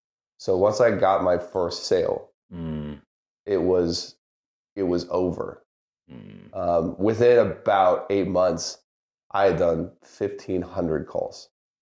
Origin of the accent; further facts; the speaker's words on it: the South, United States; Like yourself, I grew up in the South, football country. Mm-hmm. I remember going to LSU games as a kid